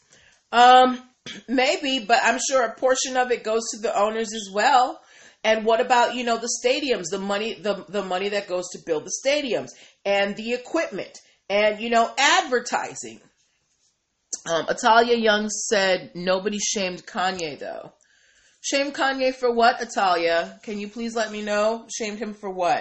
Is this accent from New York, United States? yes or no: no; Boston, Massachusetts, United States; now in Hyattsville, United States; I am a Patriots girl, born and raised in Boston